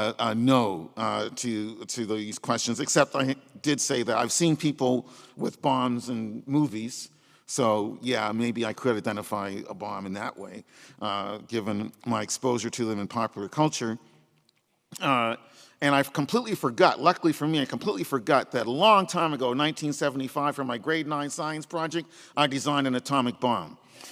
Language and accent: English; Nova Scotia, Canada; the historical black settler population of Nova Scotia, and that's where I'm from. On my mother's side, if we leave out my indigenous connections, I'm seventh generation Canadian as a result of black Americans who fled to Nova Scotia